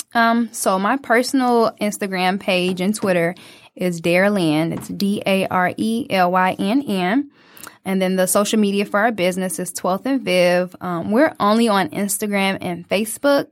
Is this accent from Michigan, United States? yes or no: yes; Detroit, Michigan, United States; as a young 20 year old just growing up in Detroit